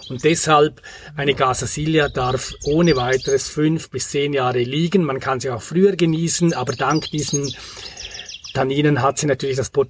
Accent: Grisons, Switzerland; ich stamme aus der Bündner Herrschaft, aus einer kleinen Weingegend in Graubünden. Und da bin ich mit Pinot Noir, mit Spätburgunder groß geworden.

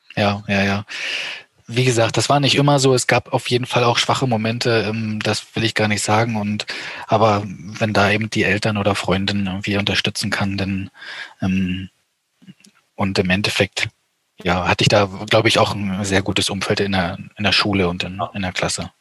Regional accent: eastern Germany, Germany; Ich komme aus dem Osten Deutschlands

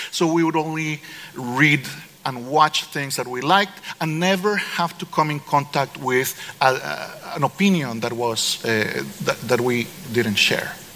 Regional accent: Costa Rica; I'm from Costa Rica

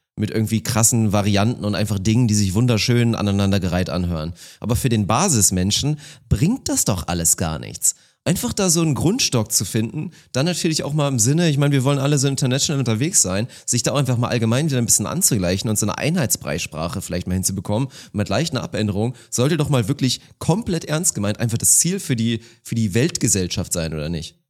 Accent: Uelzen district, Lower Saxony, Germany; moved away; im Kreis Uelzen, da wo ich aufgewachsen bin

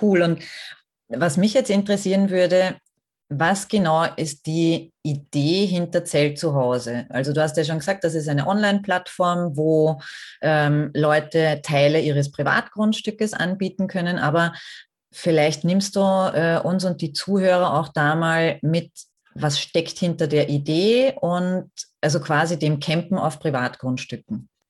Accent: Austria; bei uns in Österreich

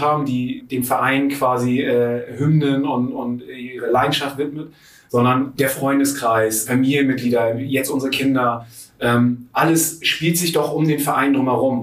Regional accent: Friedrichstadt, Schleswig-Holstein, Germany; Ich komme ziemlich weit aus dem Norden Deutschlands, ähm, oben aus, äh, von der Nähe von Husum aus Friedrichstadt.

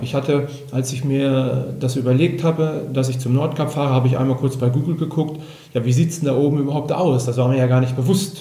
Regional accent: Germany; bei uns in Deutschland

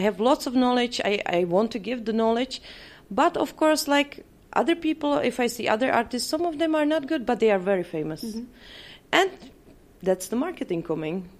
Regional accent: Czechia; English is a second language; I come from Czech Republic.

